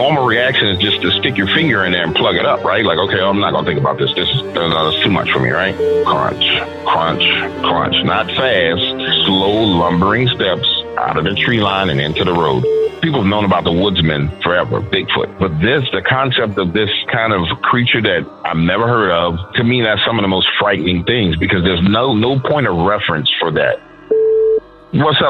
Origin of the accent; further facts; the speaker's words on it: New Orleans, Louisiana, United States; I'm born and raised in New Orleans, Louisiana, but my neighborhood was pretty much the swamps, right? And it's New Orleans East